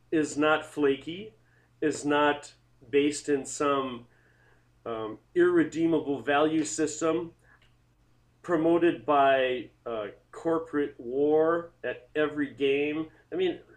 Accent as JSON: {"language": "English", "town": "South Milwaukee", "region": "Wisconsin", "country": "United States", "tie": "born or raised there", "said": "I grew up in South Milwaukee."}